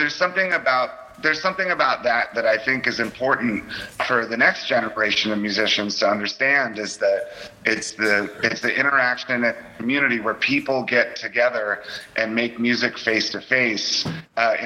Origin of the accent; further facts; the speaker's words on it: United States; Growing up outside of Washington, D.C.